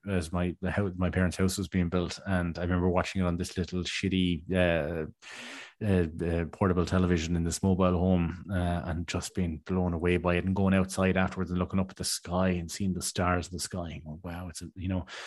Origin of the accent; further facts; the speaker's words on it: Tramore, Munster, Ireland; a mom and pop kind of video shop called Premier Movies in my hometown in Tremore years ago